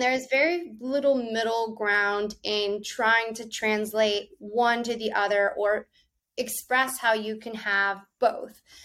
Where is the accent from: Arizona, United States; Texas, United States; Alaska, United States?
Texas, United States; now in New York, United States; where I grew up was in Texas, right along the border of Mexico